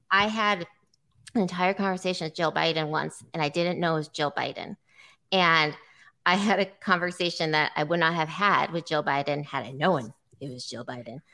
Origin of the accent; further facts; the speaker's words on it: Iowa City, Iowa, United States; also born or lived in San Diego; I grew up in Iowa City